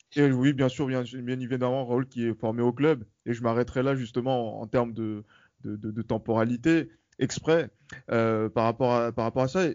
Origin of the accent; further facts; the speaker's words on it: France; on est français